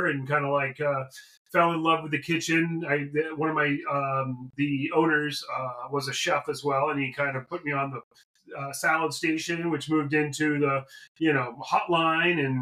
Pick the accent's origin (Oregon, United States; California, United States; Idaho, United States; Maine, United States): Maine, United States; Kennebunkport; now in Los Angeles, United States; I'm from Kennebunkport, Maine. It's a small town in southern Maine, coastal